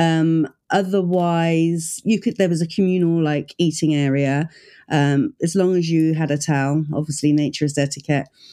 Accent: United Kingdom; I'm the British version

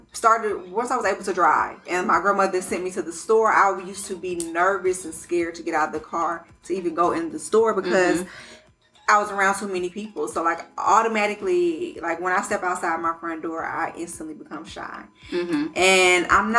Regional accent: Detroit, Michigan, United States; moved away; also born or lived in Colorado / Georgia; I was actually born in Colorado. I'm an Army baby. Both of my parents were in the military together, but I was raised in Detroit

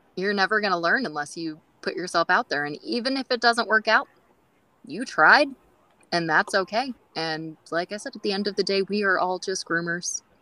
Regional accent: California, United States; accent: California; I've been told that I have a California accent

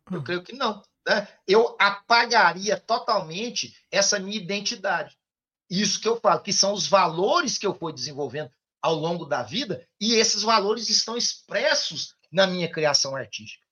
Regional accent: Ituiutaba, Minas Gerais, Brazil; now in Goiás, Brazil; minha cidade natal amada, Ituiutaba

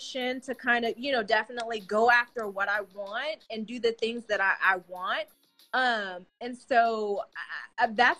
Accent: Colorado, United States; moved away; I'm originally from Colorado.

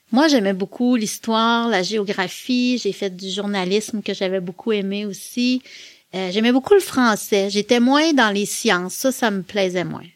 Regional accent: Quebec City, Quebec, Canada; also born or lived in La Pocatière, Bas-Saint-Laurent / Montreal; Moi, je suis née à Québec. Je suis originaire de Québec. J'ai presque toujours vécu à Québec et je suis encore à Québec aujourd'hui

